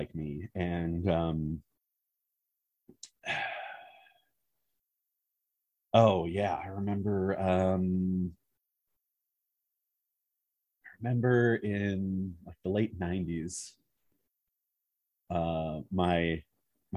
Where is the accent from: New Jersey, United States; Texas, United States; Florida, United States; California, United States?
California, United States; Southern; also born or lived in Wisconsin; I grew up in Southern California, but we moved to Wisconsin for a few years